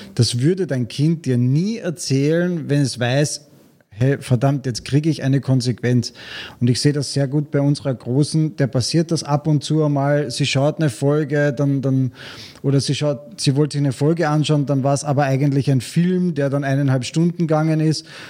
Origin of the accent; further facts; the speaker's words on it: Vienna, Austria; now in Klagenfurt, Austria; ich bin in Wien aufgewachsen